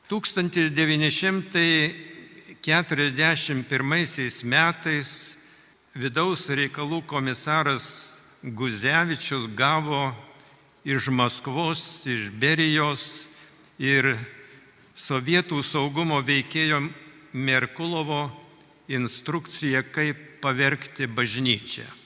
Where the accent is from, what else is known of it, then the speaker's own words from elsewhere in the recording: Lithuania; Mes, lietuviai, realiai esame patyrę gyvenimą be laisvės.